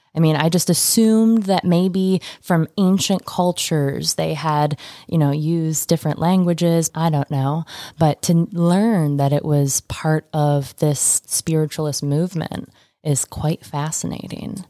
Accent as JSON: {"language": "English", "region": "Michigan", "country": "United States", "tie": "born or raised there", "moved": "yes", "said": "Michigan, my home state"}